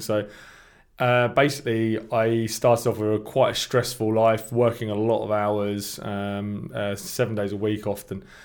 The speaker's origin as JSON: {"language": "English", "town": "Milton Keynes", "region": "South East England", "country": "United Kingdom", "tie": "born or raised there", "moved": "as an adult", "lives_now": "Madrid, Spain", "said": "I grew up in Stony Stratford in Milton Keynes"}